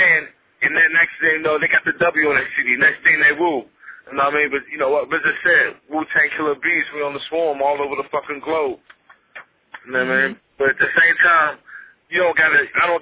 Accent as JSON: {"language": "English", "town": "Steubenville", "region": "Ohio", "country": "United States", "tie": "born or raised there", "said": "my hometown"}